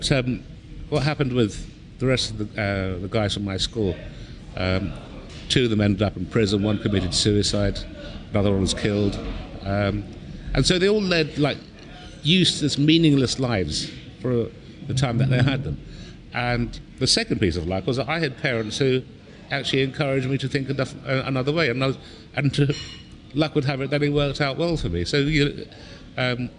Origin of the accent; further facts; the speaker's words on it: London, United Kingdom; also born or lived in Bangladesh; When I was growing up in London, we came over in 1964, I was a baby